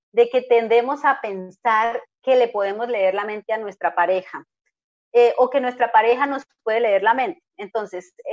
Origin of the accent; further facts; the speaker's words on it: Colombia; Mi marido es alemán, yo soy colombiana